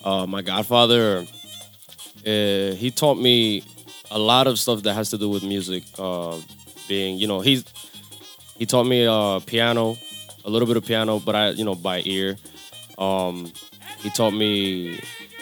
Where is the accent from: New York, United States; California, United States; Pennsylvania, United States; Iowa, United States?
New York, United States; Lindenhurst; also born or lived in Juncalito, Dominican Republic (ancestry); I was born here. I'm from Long Island